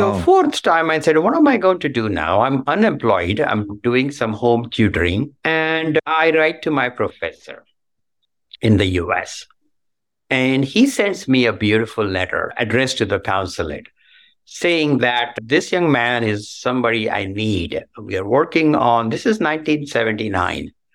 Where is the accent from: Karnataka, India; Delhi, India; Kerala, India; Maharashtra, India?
Karnataka, India; Belagavi; moved away as an adult; now in United States; I was born in Belgavi, in a small town in Karnataka, southern part of India